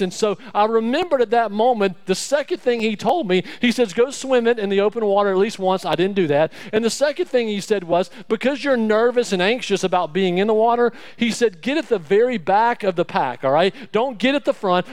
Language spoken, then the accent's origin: English; Alabama, United States; I'm from Alabama